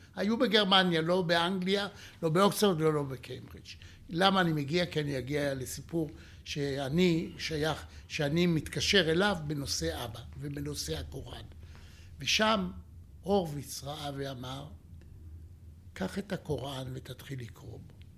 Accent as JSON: {"language": "Hebrew", "town": "Jerusalem", "region": "Jerusalem District", "country": "Israel", "said": "אני ירושלמי"}